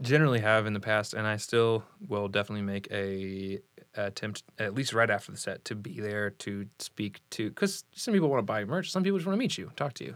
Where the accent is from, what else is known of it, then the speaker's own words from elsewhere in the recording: Vero Beach, Florida, United States; moved away as an adult; also born or lived in Indiana; now in Indianapolis, United States; Jacob and I were born and raised in Vero Beach, which is halfway down the East Coast.